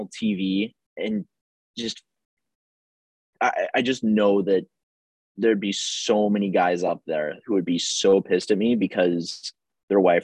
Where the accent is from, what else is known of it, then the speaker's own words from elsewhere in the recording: Houston, Texas, United States; growing up in Houston